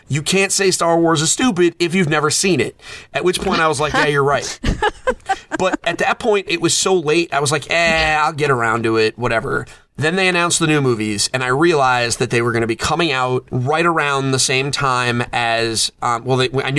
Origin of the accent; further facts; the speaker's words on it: Bangor, Maine, United States; moved away; I was born in Bangor, Maine, down the street from Stephen King